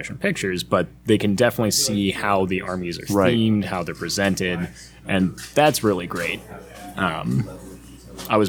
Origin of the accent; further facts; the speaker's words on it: Austin, Texas, United States; We're both from Austin